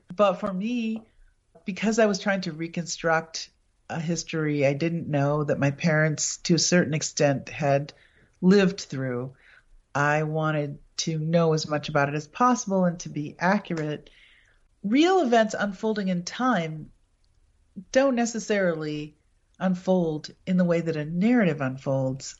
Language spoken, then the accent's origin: English; Appleton, Wisconsin, United States; my hometown, Appleton, is the birthplace and burial place of Senator Joseph McCarthy.